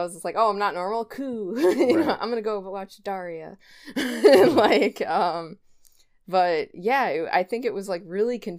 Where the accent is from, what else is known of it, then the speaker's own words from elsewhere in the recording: Wiesbaden, Hesse, Germany; born there; first language German; English is a second language; But prior to that I was born in Wiesbaden, Germany.